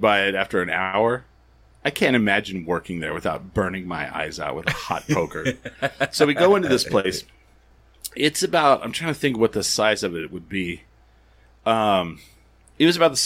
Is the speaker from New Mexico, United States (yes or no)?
yes; 1 hour outside of Roswell, New Mexico, United States; I grew up 1 hour outside of Roswell